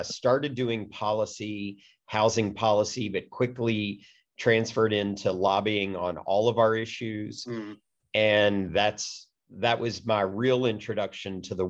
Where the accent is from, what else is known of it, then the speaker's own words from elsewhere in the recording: Kentucky, United States; moved away as an adult; also born or lived in Washington, D.C.; I was a kid growing up in Kentucky, went off to college and dreamed of working in Washington, D.C.